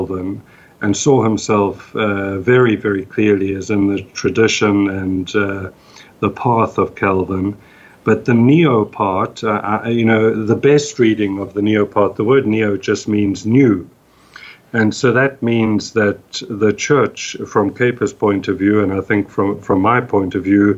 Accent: South Africa; born or raised there; moved away

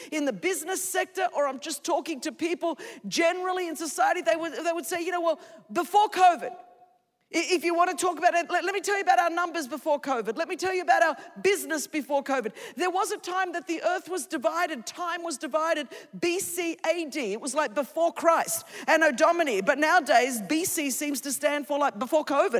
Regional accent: Sydney, New South Wales, Australia; first language Greek; English is a second language; I was raised in Sydney, Australia, the daughter of Greek immigrants

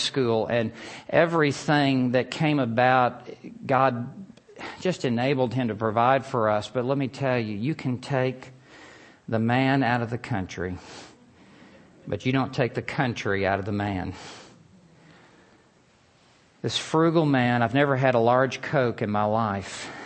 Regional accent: Memphis, Tennessee, United States; moved away as an adult; also born or lived in Lubbock, Texas; I grew up in Memphis, Tennessee.

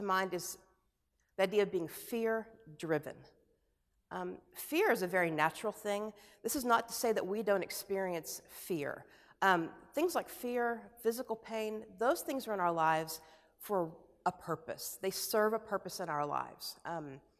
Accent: United States; as an American

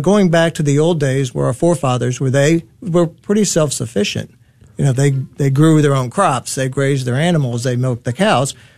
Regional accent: Dallas, Texas, United States; I was born and raised here in Dallas

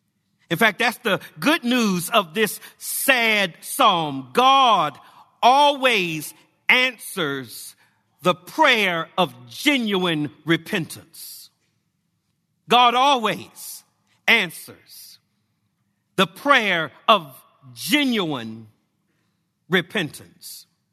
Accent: Englewood, United States; When I was growing up in Englewood, me and the boys in the neighborhood would play in the next door neighbor's yard

